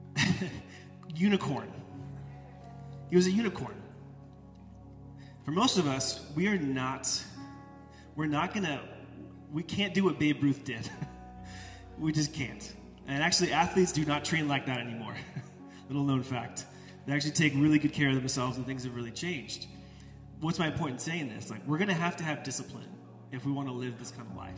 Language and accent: English; United States; Most of us as American disciples